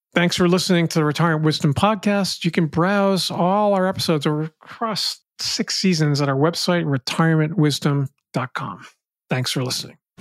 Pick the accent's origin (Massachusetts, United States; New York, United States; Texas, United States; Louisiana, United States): Massachusetts, United States; Boston; I grew up in the Boston area.